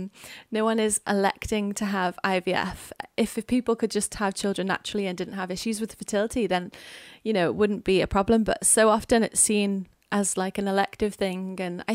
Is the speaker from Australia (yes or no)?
no; Wirral, North West England, United Kingdom; now in Wales, United Kingdom; we live in Wales now, but I'm from England. I'm from the northwest in Wirral